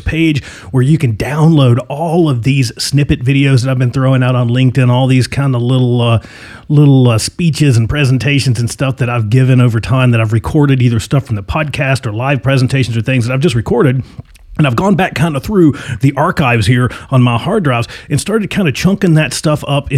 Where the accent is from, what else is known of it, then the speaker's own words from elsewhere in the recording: Virginia, United States; now in Arizona, United States; I'm from Virginia.